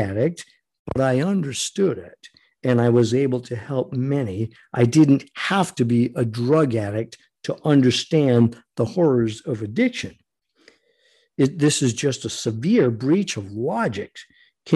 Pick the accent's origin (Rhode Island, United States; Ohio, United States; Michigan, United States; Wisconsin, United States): Rhode Island, United States; growing up in Rhode Island